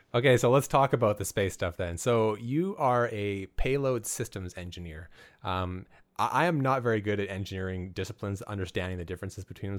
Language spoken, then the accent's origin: English; Alberta, Canada; I grew up in Alberta